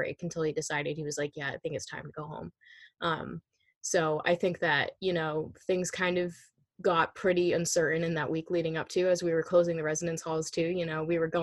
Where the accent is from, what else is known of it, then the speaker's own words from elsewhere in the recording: New Hampshire, United States; New Hampshire around my hometown